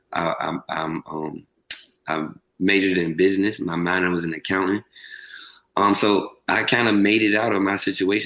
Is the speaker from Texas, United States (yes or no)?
no; Richmond, Virginia, United States; I'm from Richmond, Virginia, small city